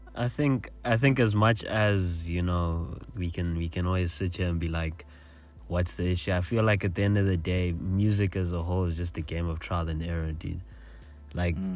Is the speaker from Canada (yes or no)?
no; South Africa; a South African listener